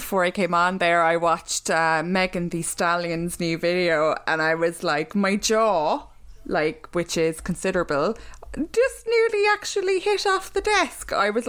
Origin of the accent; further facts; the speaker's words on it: Ireland; we are from Catholic Ireland